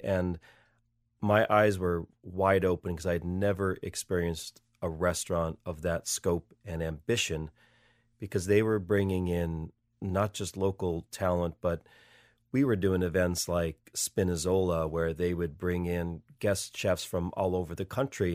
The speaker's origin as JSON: {"language": "English", "area": "Wyoming Valley", "region": "Northeastern Pennsylvania", "country": "United States", "tie": "born or raised there", "also_born_or_lived": "Paris, France", "moved": "as an adult", "lives_now": "Boston, United States", "said": "I grew up in the Northeast, the Wyoming Valley"}